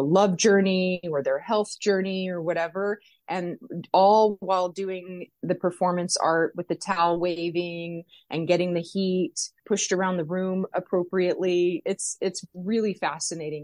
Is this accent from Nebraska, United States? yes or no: no; Las Vegas, Nevada, United States; I was born and raised here in Las Vegas